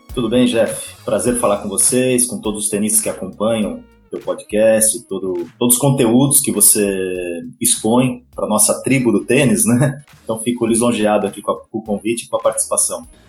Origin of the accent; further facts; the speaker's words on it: Atibaia, São Paulo, Brazil; sou de Atibaia, uma cidade a 60 quilômetros de São Paulo. naquele momento eu tinha 8, 7, 8 anos